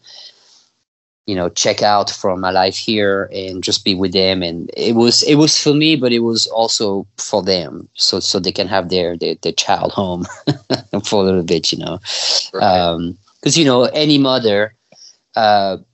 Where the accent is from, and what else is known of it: France; born or raised there; also born or lived in California / Mississippi; now in Texas, United States